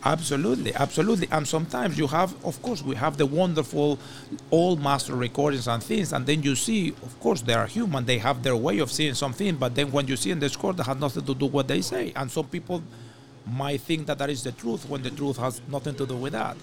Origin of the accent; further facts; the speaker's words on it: Venezuela; moved away as an adult; now in Montreal, Canada; I come from Venezuela